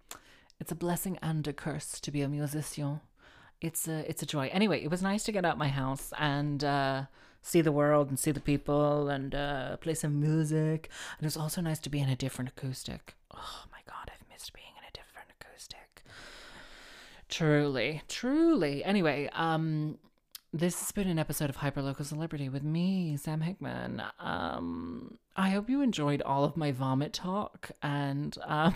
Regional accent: Cardiff, Wales, United Kingdom; So like, I'm from Cardiff.

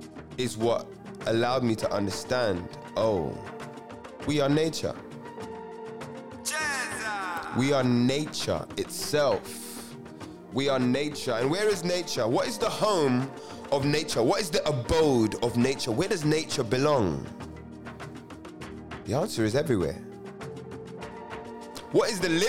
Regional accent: London, United Kingdom; I'm a Londoner through and through

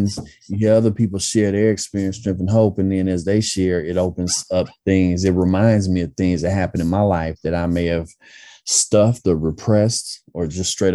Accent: Oakland, California, United States; I grew up in East Oakland, born and raised out here

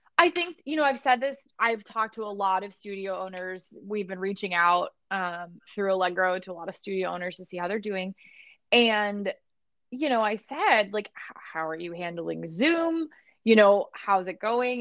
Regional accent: Barrington, Illinois, United States; moved away; I came from Barrington, Illinois, and now I'm here

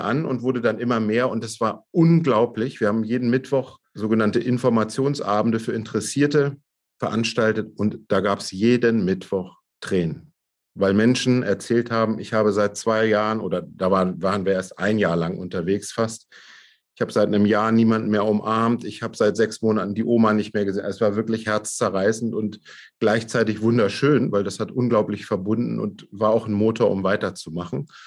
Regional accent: Braunschweig, Lower Saxony, Germany; in Braunschweig, bei mir in meiner Heimatstadt, da bin ich auch geboren

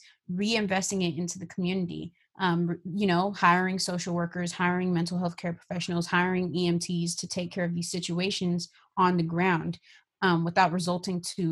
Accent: Bay Area, California, United States; I'm from the Bay Area

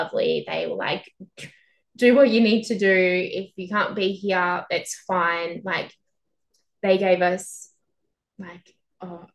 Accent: Albury-Wodonga, Australia; moved away as an adult; now in Melbourne, Australia; My family all live in Albury Wodonga, which is a regional town on the border of New South Wales and Victoria.

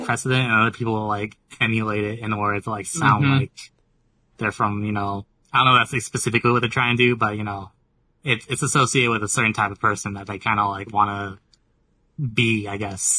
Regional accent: California, United States; I'm from California.

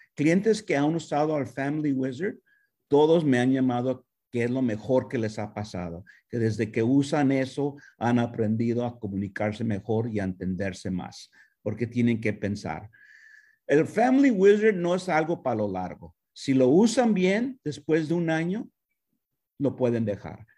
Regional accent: United States; also born or lived in Mexico; mis experiencias como mexicoamericano, con padres latinos que no hablaban inglés

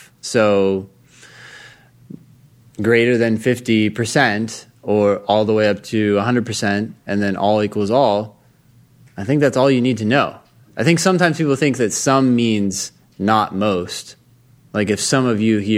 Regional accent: Palo Alto, California, United States; I'm from Palo Alto

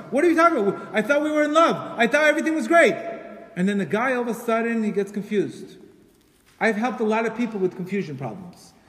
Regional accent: Colombia; I'm from Colombia, by the way. I'm from Colombia

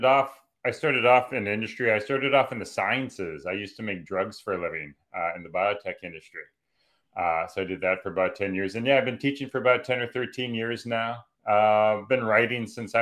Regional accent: Calgary, Alberta, Canada; I grew up in Calgary, Alberta

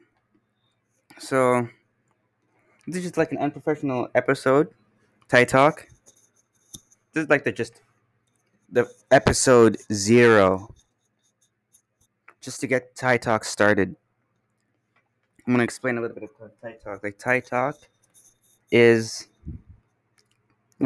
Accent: Canada; I'm here from Canada

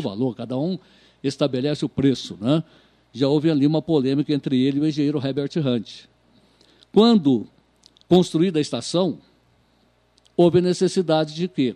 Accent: Cruzeiro, São Paulo, Brazil; Eu sou natural de Cruzeiro, mas com muita ligação na zona rural

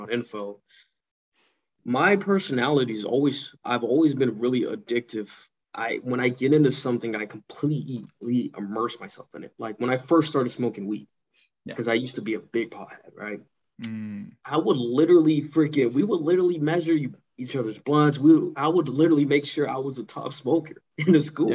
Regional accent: Pasadena, California, United States; moved away as an adult; now in Playa Vista, United States; I'm from Pasadena.

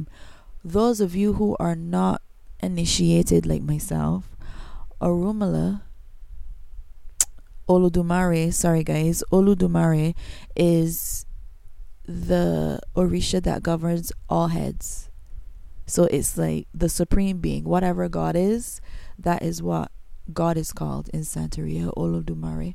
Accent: Barbados; accent: Bajan; I am not American. I is a Bajan. I'm from Barbados.

